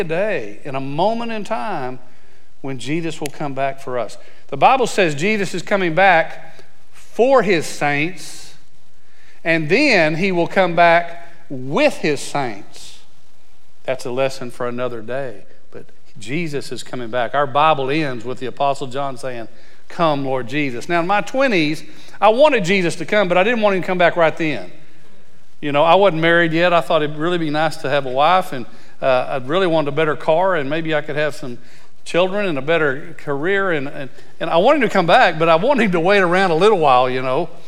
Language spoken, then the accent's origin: English; Abilene, Texas, United States; I was born in Abilene, Texas